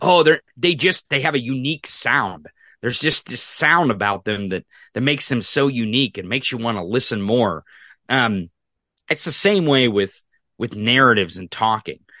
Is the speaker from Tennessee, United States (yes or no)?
no; Missouri, United States; I'm from Missouri. I'm from the rural